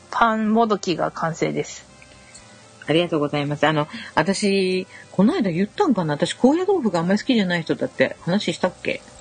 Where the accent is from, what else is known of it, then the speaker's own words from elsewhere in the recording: Tottori, Japan; moved away; うち鳥取は昔からお正月ぜんざいなんで。